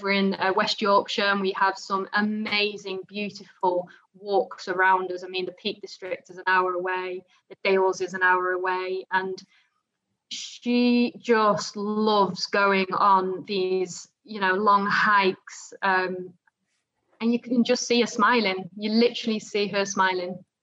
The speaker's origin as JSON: {"language": "English", "country": "Netherlands", "tie": "born or raised there", "also_born_or_lived": "Dubai", "moved": "yes", "lives_now": "United Kingdom", "said": "I was born and raised in the Netherlands"}